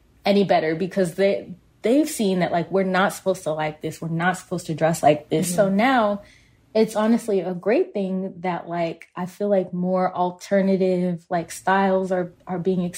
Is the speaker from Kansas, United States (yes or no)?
yes; Kansas, United States; we're both from Kansas.